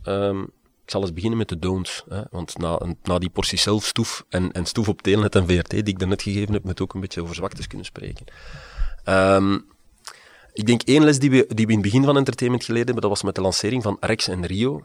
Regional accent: Liedekerke, Flanders, Belgium; also born or lived in Aalst; ik ben geboren in Alst, maar getogen in het Vlaamse Brabantse Liedekerke

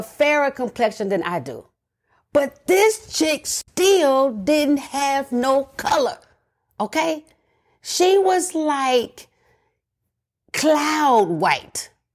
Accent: the South, United States; I'm from the South

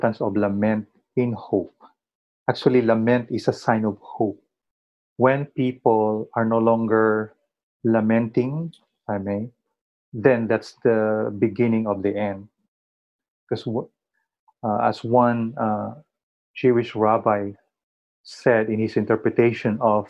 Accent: Philippines; as a Filipino who have been under colonial powers for many years

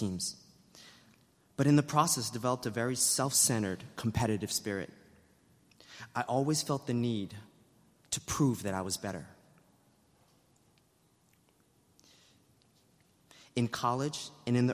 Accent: New York City, New York, United States; growing up in New York City was tough

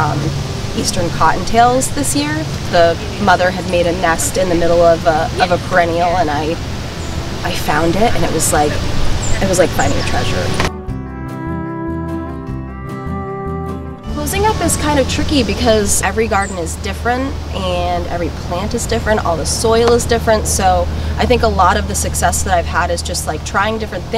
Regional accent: Vermont, United States; now in Maine & New Hampshire seacoast, United States; I grew up in Vermont

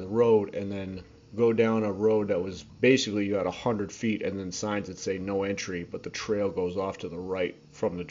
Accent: Cape Cod, Massachusetts, United States; I grew up on Cape Cod in a house built by my great-great-grandfather

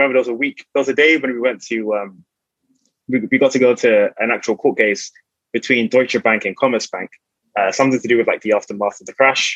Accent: London, United Kingdom; Born and raised in London. So I grew up in South London.

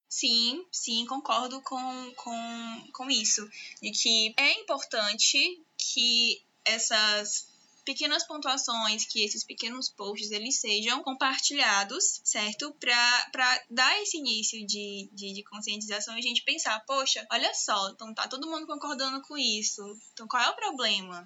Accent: Teresina, Piauí, Brazil; Eu sou de Teresina, estado do Piauí

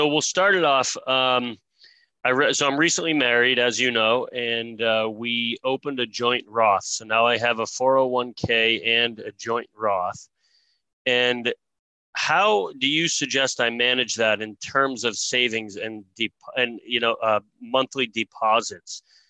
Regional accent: Massachusetts, United States; now in San Diego, United States; I'm out in San Diego, California. I moved here from Massachusetts about 17 years ago.

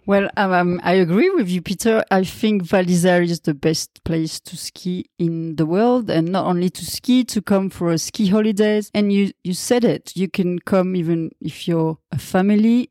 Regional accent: Val d'Isère, Auvergne-Rhône-Alpes, France; English is a second language; I'm born and raised in Val d'Isère, and I'm really happy to live here now all the time

